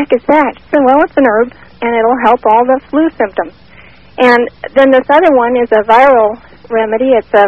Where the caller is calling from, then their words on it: Phoenix, Arizona, United States; from Phoenix.